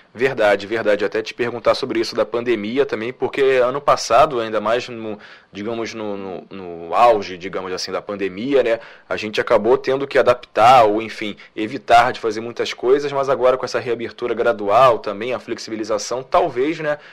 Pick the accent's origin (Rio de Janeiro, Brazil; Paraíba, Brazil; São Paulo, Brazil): Rio de Janeiro, Brazil; Nilópolis; eu sou de Nilópolis, então município ali vizinho na Baixada